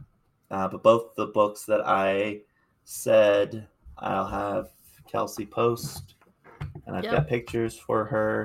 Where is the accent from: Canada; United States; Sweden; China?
United States; Appalachia; I'm Appalachian raised. Most of my family, as far as stateside, comes from the Appalachian